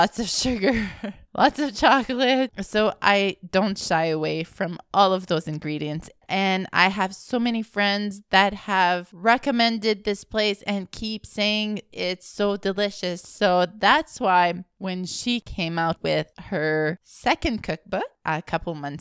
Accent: Alberta, Canada; now in Montreal, Canada; I live in Montreal, but originally I'm from Alberta, a Franco-Albertan as well

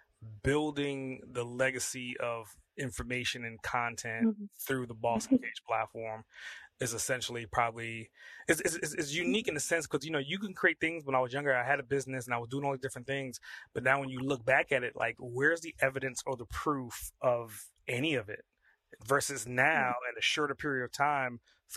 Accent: New York City, New York, United States; I'm from Brooklyn

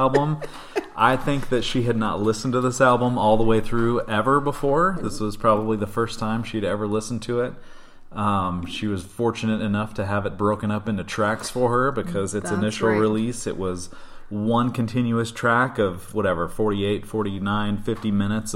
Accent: Midwest, United States; I grew up in the Midwest, not far from Minnesota.

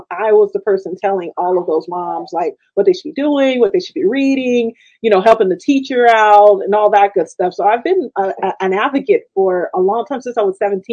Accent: Richmond, California, United States; I was born in the city, like Richmond, California

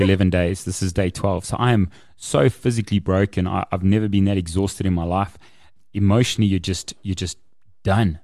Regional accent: Kempton Park, Gauteng, South Africa; I grew up in Kempton.

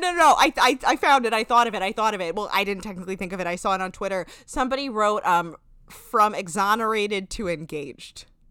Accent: New Jersey, United States; we're from New Jersey

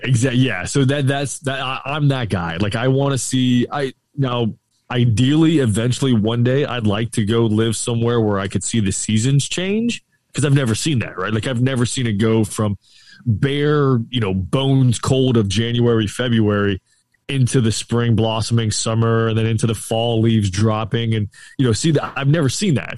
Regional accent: St. Petersburg, Florida, United States; I'm born and raised right here in Saint Pete

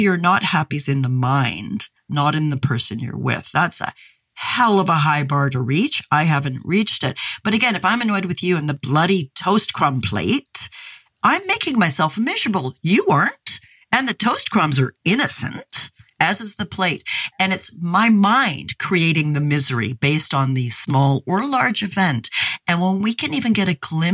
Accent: Canada; I grew up in Canada where we used to have barbecues with coalish briquettes back when I was a kid

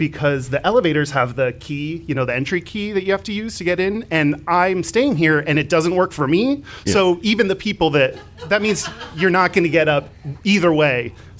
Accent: Houston, Texas, United States; I'm from Houston.

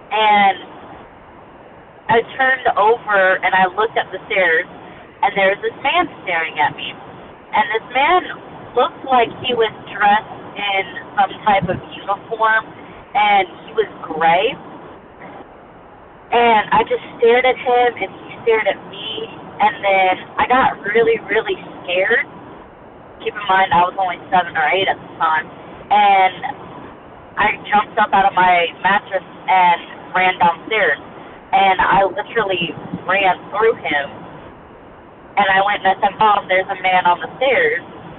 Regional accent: Goose Creek, South Carolina, United States; now in Silverdale, United States; From Silverdale, Washington. I was originally from Goose Creek, South Carolina, just moved.

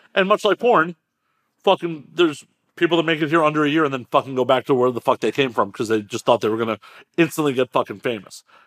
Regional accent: Midwest, United States; now in Los Angeles, United States; I grew up in the Midwest

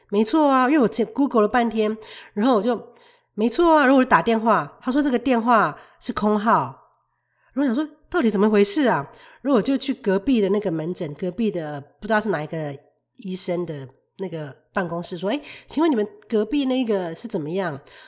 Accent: Taiwan; now in Canada; 就不会像我们台湾人喜欢说，我就是很直啊，我就是为你好，我就是很直。

